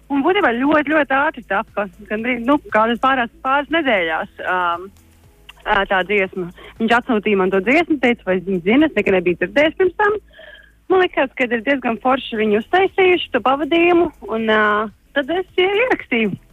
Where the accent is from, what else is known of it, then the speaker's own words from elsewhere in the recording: Latvia; moved away; es tieši desmit gadus esmu projām no Latvijas